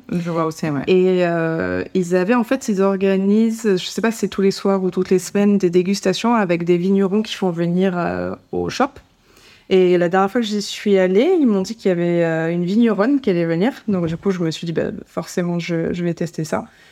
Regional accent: France; en tant que Français

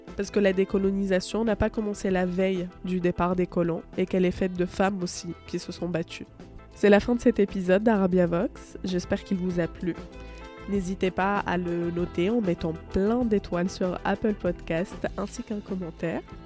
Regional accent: Tunisia; je suis tunisienne

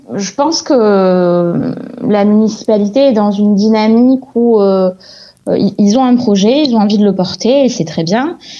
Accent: Montpellier, Occitania, France; je suis née à Montpellier. Euh, mes parents sont nés à Montpellier, mes grands-parents aussi

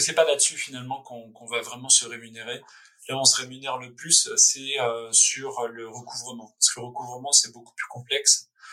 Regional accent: France; also born or lived in Paris / San Francisco; c'est notre pays, enfin je suis français

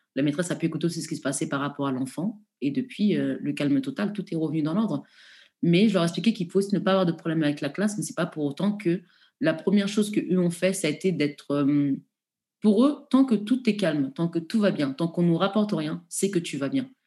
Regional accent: France; en tant que Français

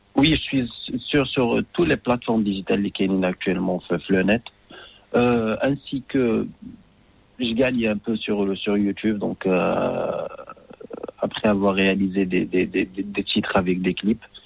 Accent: Casablanca, Casablanca-Settat, Morocco; je suis né à Casa

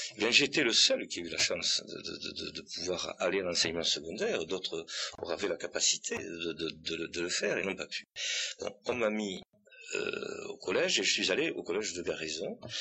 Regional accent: Bigorre, Occitania, France; accent: Bigourdan; also born or lived in Tarbes; je suis très bigourdant, moi. Hein. J'ai l'accent d'abord, ça s'entend.

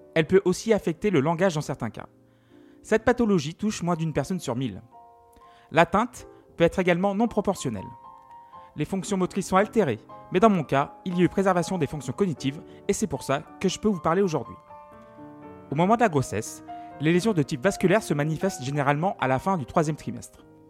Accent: Feurs, Auvergne-Rhône-Alpes, France; Je suis né en 1986 à Feur dans la Loire, gentil et ligérien

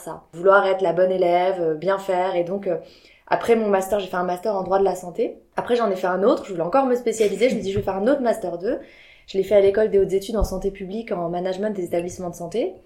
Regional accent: Biarritz, Nouvelle-Aquitaine, France; moved away as an adult; also born or lived in Paris; je venais du sud de la France, je viens de Biarritz, moi, de base

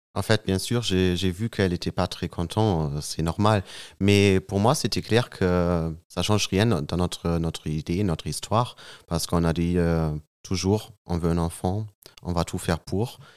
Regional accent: Münster, North Rhine-Westphalia, Germany; French is a second language; moved away as an adult; now in Marseille, France; Je suis allemand. Je, je viens dans un petit village qui s'appelle Münster.

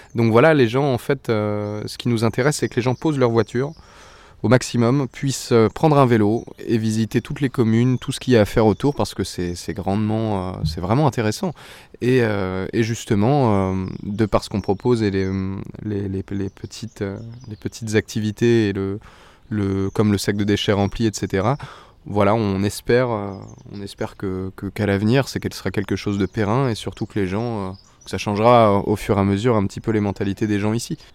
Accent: Île-de-Bréhat, Brittany, France; also born or lived in French Polynesia; now in Arradon, France; je suis originaire de l'île de Bréa

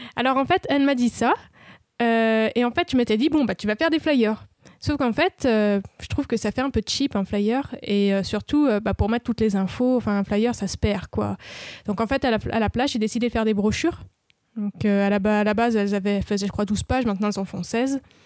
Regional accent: France; ils savent que je suis française

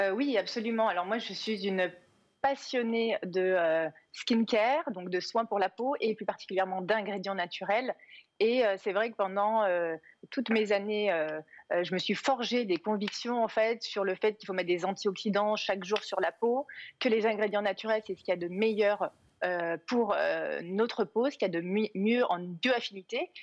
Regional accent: Cantal, Auvergne-Rhône-Alpes, France; je suis originaire d'Auvergne, plus particulièrement du Cantal

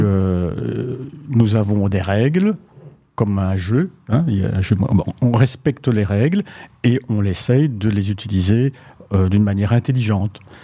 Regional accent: Belgium; en tant que Belge

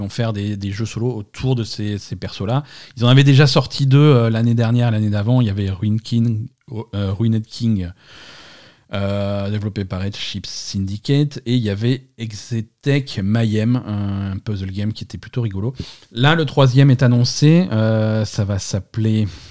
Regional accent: Marseille, Provence-Alpes-Côte d'Azur, France; je suis marseillais

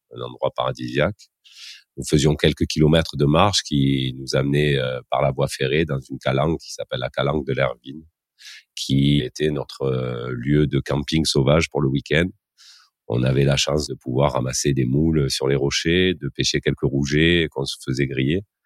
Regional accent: Marseille, Provence-Alpes-Côte d'Azur, France; il paraît que ça s'entend un petit peu à mon accent, mais ben, je suis originaire de, la ville de Marseille, euh, plus précisément de ces quartiers nord. Donc, j'ai grandi dans une école maternelle de la ville

